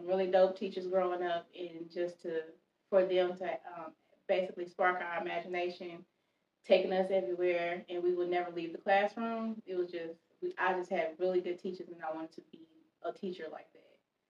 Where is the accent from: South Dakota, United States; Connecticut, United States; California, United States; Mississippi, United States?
Mississippi, United States; Mississippi originally.